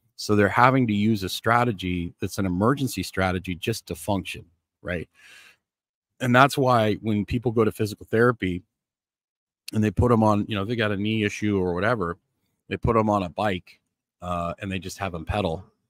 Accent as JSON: {"language": "English", "country": "Canada", "tie": "born or raised there", "said": "I grew up in Canada"}